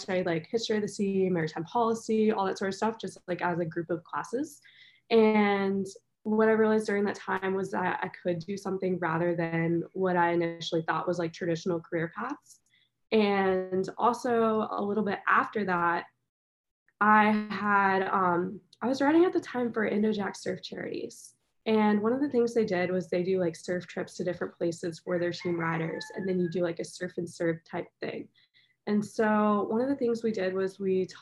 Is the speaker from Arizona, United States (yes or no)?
no; North Carolina, United States; also born or lived in Jeffreys Bay, South Africa; now in Hawaii, United States; growing up in North Carolina